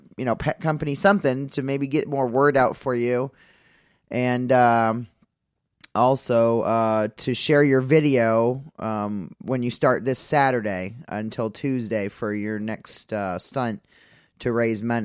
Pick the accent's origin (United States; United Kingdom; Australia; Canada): United States; East Coast; now in West Coast, United States; I'm from the East Coast.